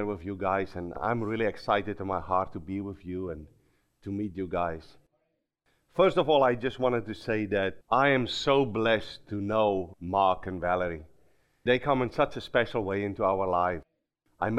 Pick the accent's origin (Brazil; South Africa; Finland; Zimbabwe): South Africa; accent: Afrikaans slang; first language Afrikaans; English is a second language; moved away as an adult; now in Minnesota, United States; I grew up in South Africa